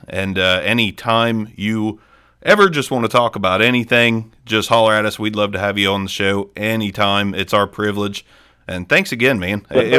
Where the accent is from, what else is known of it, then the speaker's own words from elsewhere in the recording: Southern Ohio, United States; also born or lived in Athens, Ohio; just a young kid growing up in Southern Ohio.